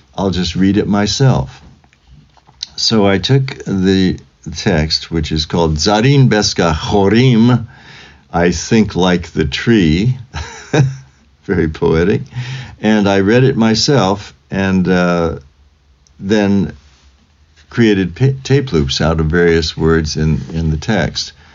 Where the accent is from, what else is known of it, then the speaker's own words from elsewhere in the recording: Fresno, California, United States; I was born in Fresno, California on a uh, Friday in 1945, January 19th